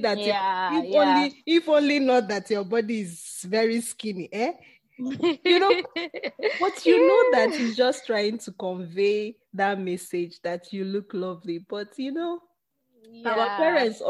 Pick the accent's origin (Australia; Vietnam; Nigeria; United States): Nigeria; we Nigerians